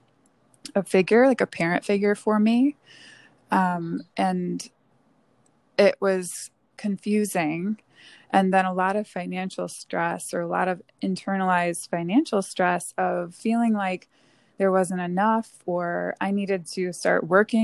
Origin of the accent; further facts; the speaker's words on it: Northern Michigan, United States; I grew up in Northern Michigan in a small town